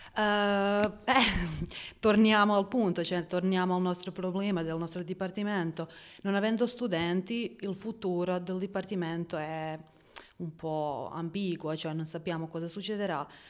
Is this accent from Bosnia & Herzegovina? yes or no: yes; Bosnia & Herzegovina; Italian is a second language; sono una bosniaca e mi trovo bene